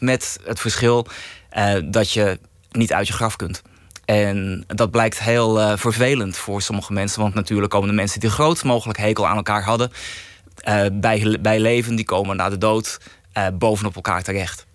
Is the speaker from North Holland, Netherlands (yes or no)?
yes; Heemskerk, North Holland, Netherlands; accent: Kennemerlands; ik kom zelf uit Heemskerk. Dat eh, ligt in Kennemerland. En ja, ik kan een klein beetje Kennemerlands praten